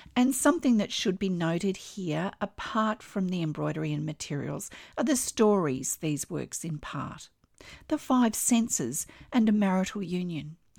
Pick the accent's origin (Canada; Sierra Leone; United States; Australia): Australia; I'm an Australian textile artist